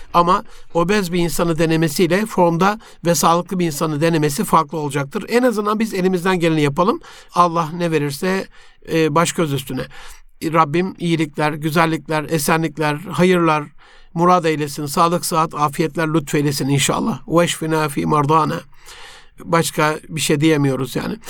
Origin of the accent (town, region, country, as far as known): Turkey